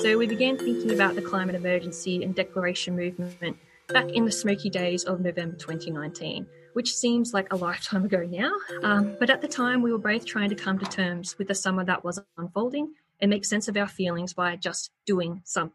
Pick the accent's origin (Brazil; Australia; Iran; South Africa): Australia; I lived through the New Year's Eve fires that swept through my hometown on the south coast